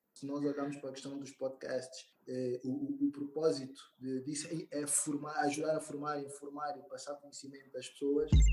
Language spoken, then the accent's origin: Portuguese; Angola; sou angolano